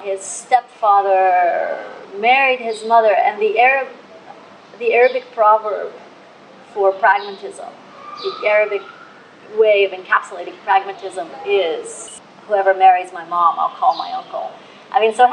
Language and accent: English; Russia; moved away; I'm from Russia and I happen to have the language.